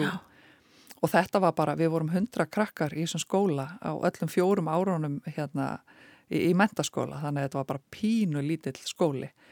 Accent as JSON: {"language": "Icelandic", "town": "Eskifjörður", "region": "Eastern Region", "country": "Iceland", "tie": "born or raised there", "said": "ég fætt og uppalinn á Eskifyrði"}